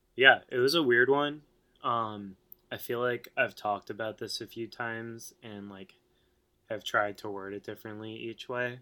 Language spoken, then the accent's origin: English; New York City, New York, United States; now in Brooklyn, United States; I've been in Staten Island uh, most of my life, which is it is New York, but it's not really New York.